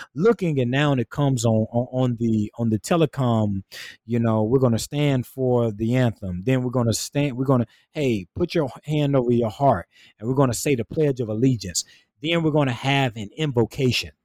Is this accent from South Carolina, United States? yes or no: yes; South Carolina, United States; moved away as an adult; now in Augusta, Georgia, United States; born and raised in the rural part of South Carolina